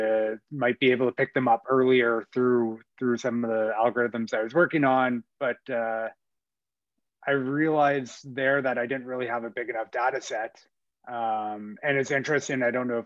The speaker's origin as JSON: {"language": "English", "town": "Ottawa", "region": "Ontario", "country": "Canada", "tie": "born or raised there", "also_born_or_lived": "Winnipeg", "moved": "as an adult", "said": "I grew up in Ottawa"}